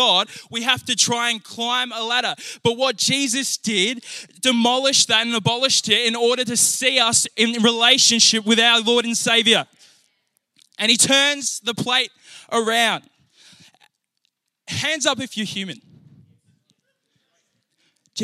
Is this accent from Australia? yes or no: yes; Naracoorte, South Australia, Australia; born or raised there; also born or lived in Hamilton, New Zealand